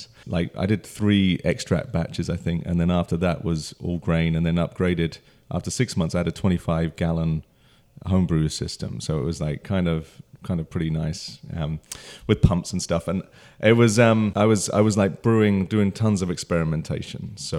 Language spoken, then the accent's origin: English; London, United Kingdom; moved away as an adult; So, my story is I grew up in London. I'm from the UK, and I came over here in 2004 initially just for 18 months or 2 years on a transfer